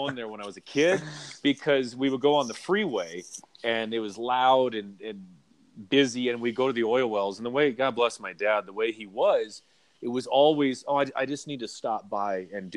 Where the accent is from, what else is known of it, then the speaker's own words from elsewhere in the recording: Wisconsin, United States; moved away; also born or lived in Manhattan Beach, California / Bay Area, California / Celebration, Florida; Then we moved to Wisconsin